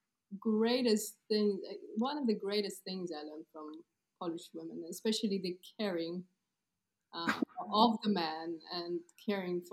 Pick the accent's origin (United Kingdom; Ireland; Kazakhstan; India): Kazakhstan; English is a second language; moved away; also born or lived in Poland; So I was born in Kazakhstan and I was living there for 20 years. So I was raised in this Central Asian country